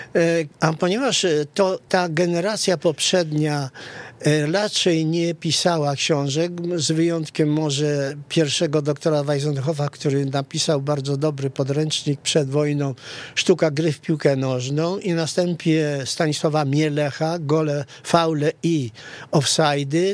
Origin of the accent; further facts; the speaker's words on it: Rzeszów, Subcarpathian Voivodeship, Poland; also born or lived in Kresy (Eastern Borderlands); wychowałem się w Rzeszowie